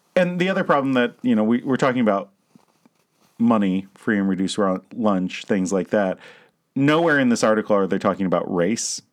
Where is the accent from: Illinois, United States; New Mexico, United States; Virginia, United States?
Virginia, United States; also born or lived in Loudoun County, Virginia; now in Michigan, United States; I'm from Virginia